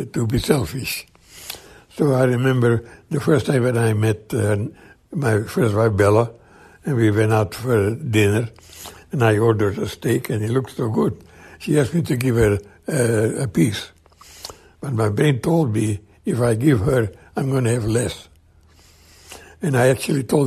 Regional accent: Romania; moved away as an adult; I come from Romania

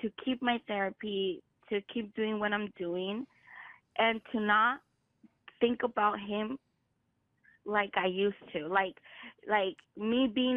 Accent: California, United States; I was raised here in California

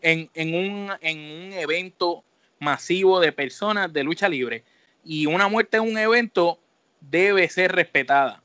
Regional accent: Puerto Rico; nosotros que somos de Puerto Rico

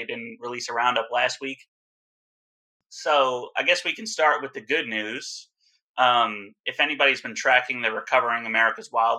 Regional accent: New Jersey, United States; New Jersey is my home state

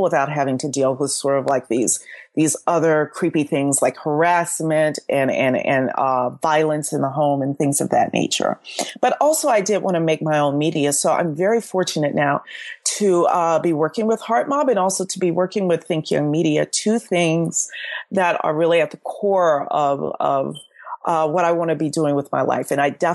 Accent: Southwest Louisiana, United States; moved away; I'm from Southwest Louisiana, and both my parents were born late 40s in northern Louisiana.

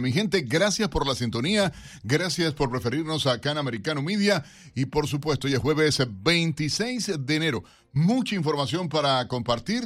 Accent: Cuba; now in United States; me vas a contestar como cubano.

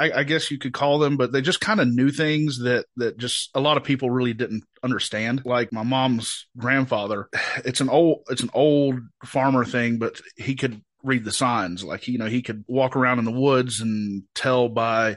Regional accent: Boone, North Carolina, United States; I'm from Boone, born and raised, small mountain town

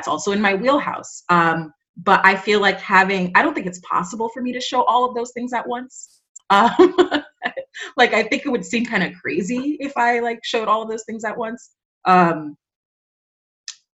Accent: New York City, New York, United States; first language Spanish; English is a second language; I went to school in Washington Heights, but I grew up in the Bronx

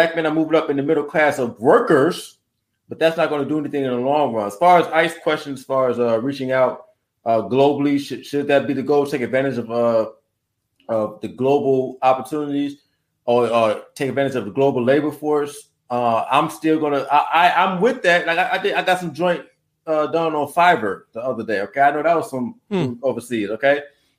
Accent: United States; as much as I am American first and ADOS first

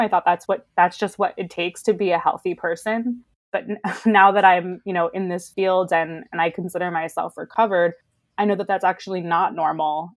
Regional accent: Baltimore, Maryland, United States; moved away as an adult; also born or lived in Chicago / New York City; now in Los Angeles, United States; I grew up in Baltimore

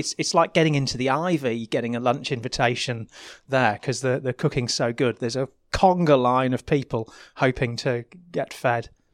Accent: United Kingdom; I'm British

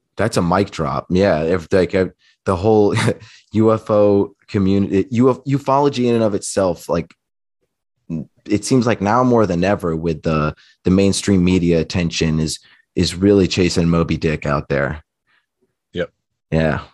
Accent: Eagle River, Alaska, United States; I grew up outside of Anchorage, Alaska, in Eagle River, Alaska

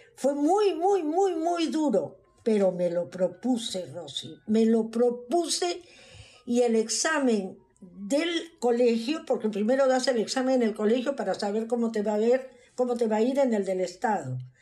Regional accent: Pisco, Ica, Peru; moved away as an adult; now in United States; nací en el Perú, en un pueblito que se llamaba Pisco.

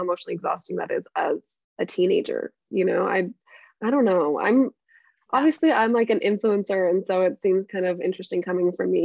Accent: Mesa, Arizona, United States; I'm from Mesa, Arizona.

